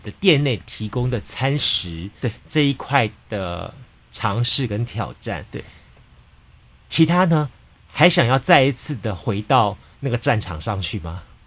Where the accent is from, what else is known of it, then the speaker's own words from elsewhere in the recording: Taiwan; 那台湾我们长期以来自称是一个美食的一个国国王国，